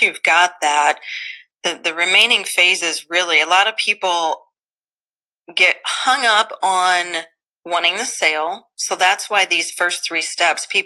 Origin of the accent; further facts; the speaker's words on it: Southeast Missouri, United States; I grew up in Southeast Missouri